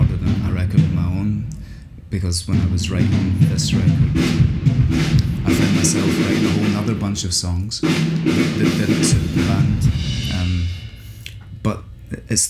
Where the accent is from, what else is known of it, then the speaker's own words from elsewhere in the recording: Scotland, United Kingdom; I'm Scottish